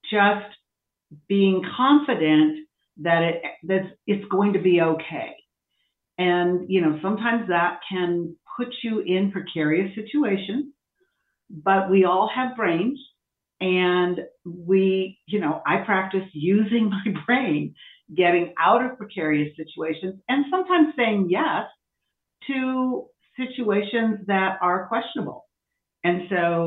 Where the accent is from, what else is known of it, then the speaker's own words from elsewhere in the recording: Iowa, United States; I was raised in a state, Iowa, that has a limited number of Black people.